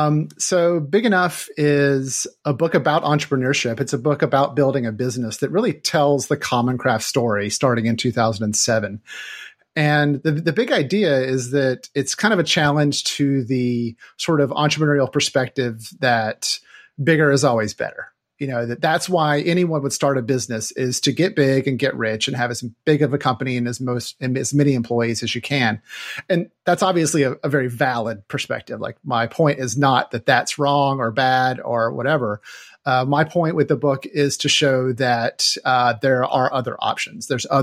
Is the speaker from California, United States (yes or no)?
no; North Carolina, United States; now in Seattle, United States; I am originally from North Carolina. I moved to Seattle in 1998